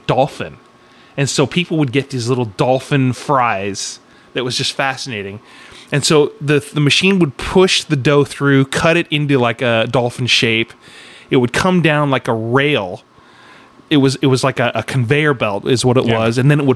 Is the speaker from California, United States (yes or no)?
yes; Sacramento, California, United States; my middle school growing up in Sacramento at Arden School